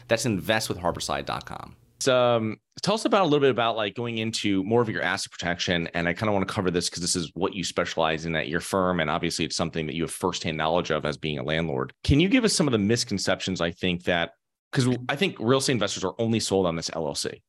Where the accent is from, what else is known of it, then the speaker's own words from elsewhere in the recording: Connecticut, United States; moved away; I'm originally from Connecticut